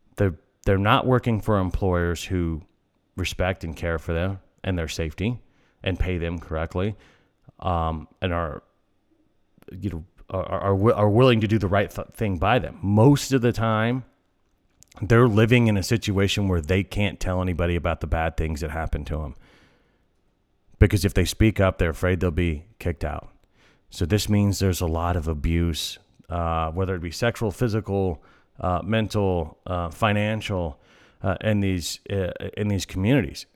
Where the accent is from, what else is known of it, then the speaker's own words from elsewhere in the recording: El Paso, Texas, United States; where I'm from El Paso